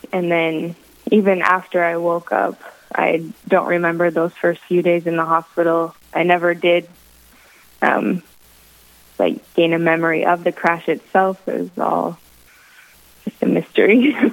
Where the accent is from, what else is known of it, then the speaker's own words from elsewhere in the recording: Minot, North Dakota, United States; moved away as an adult; also born or lived in Michigan / Wisconsin; now in Southern Indiana, United States; my hometown of Minot, North Dakota